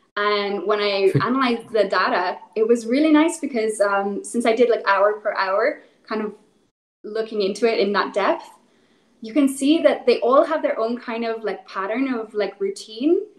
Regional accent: Northern Ireland, United Kingdom; so I'm originally from Northern Ireland. Um, so I, I, grew up in the middle of nowhere, lots of cows, lots of sheep

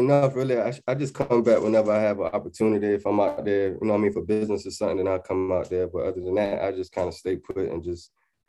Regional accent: Portsmouth, Virginia, United States; also born or lived in Atlanta, Georgia / California; now in London, United Kingdom; But yeah, I was raised in Portsmouth, Virginia. Then I went to Atlanta for a little while, and then I went back to Virginia. Then I came to California, and then I came to London.

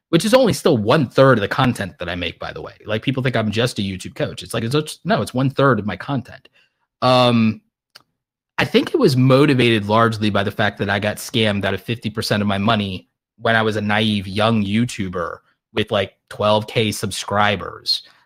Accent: New York City, New York, United States; now in Atlanta, United States; I was born in Brooklyn, so I'm extra petty

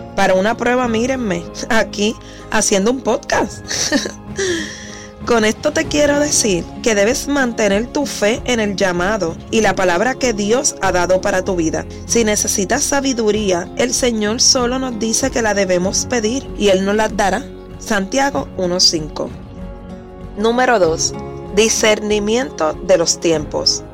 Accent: Puerto Rico; Soy mujer cristiana, puertorriqueña.

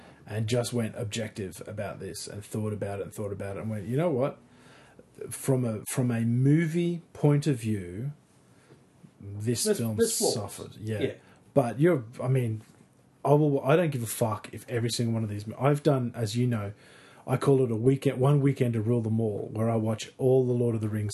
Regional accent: North Queensland, Australia; as a kid, growing up in North Queensland

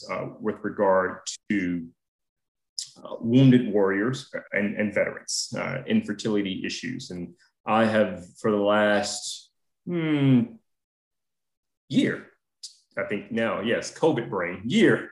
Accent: Atlanta, Georgia, United States; now in Washington, D.C., United States; I'm originally from Atlanta

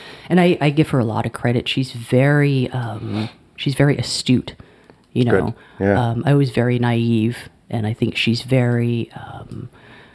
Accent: Alabama, United States; moved away as an adult; also born or lived in Cambridge, Massachusetts; growing up in the South where people, like, if you're walking down the street, you make eye contact with people and you say hello.

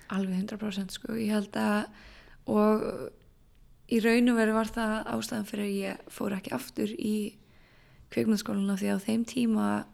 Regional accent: Borgarnes, Western Region, Iceland; moved away as an adult; also born or lived in Reykjavík; ég flytt aftur upp í Borgarnærs, þaðan sem ég er frá

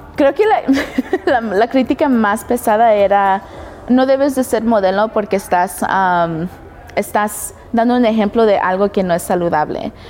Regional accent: Denver, Colorado, United States; also born or lived in Los Angeles, California / Nebraska; cuando tenía como mis 12 años nos mudamos acá en Denver. Y tengo 28 años, siento que me crié aquí.

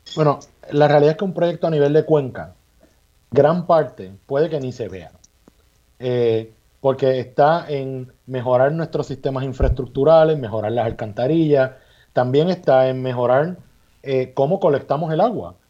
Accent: Puerto Rico; somos los puertorriqueños y puertorriqueñas que estamos en las posiciones de gobierno

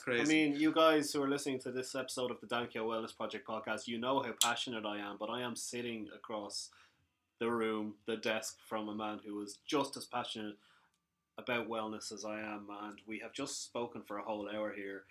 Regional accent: Ireland; we are Irish young fellas, well, kind of young fellas

